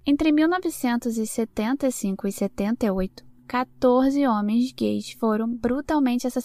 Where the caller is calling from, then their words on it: Palmas, Tocantins, Brazil; eu sou aqui do Tocantins, Palmas Tocantins